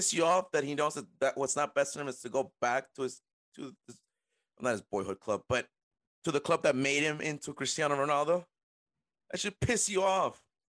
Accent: Peru; moved away; back in my home country of Peru

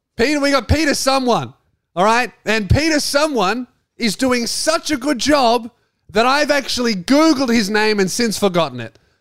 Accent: Frankston, Victoria, Australia; moved away as an adult; now in Tasmania, Australia; my hometown

